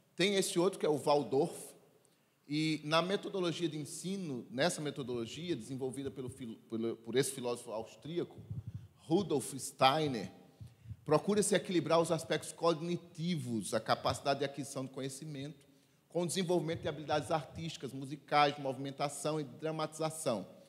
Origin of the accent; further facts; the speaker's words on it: Sertão, Brazil; eu sou lá do sertão e lá na minha terra dizia assim